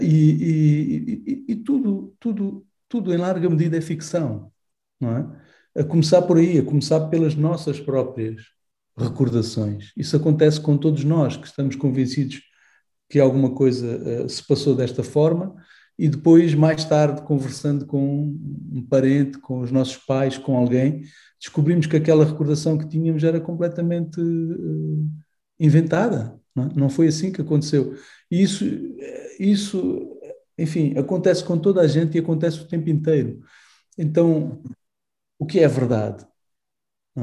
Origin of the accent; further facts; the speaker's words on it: Angola; eu cresci eh, em Angola